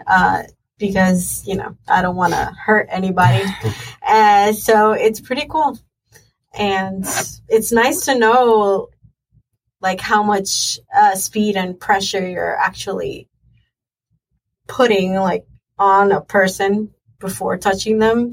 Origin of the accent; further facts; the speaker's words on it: Mayagüez, Puerto Rico; I am from Mayagüez, Puerto Rico